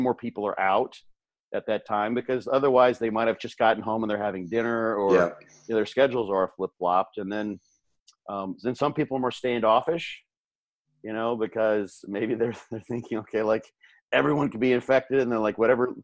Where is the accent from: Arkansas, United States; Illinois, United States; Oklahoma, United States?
Illinois, United States; now in Tampa, United States; I'm actually from that state